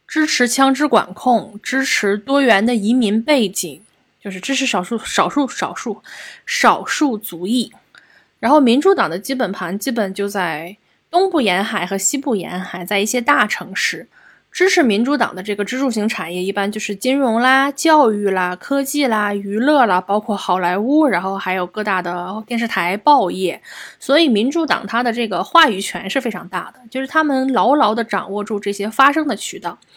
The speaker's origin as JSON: {"language": "Chinese", "country": "China", "said": "我们中国人"}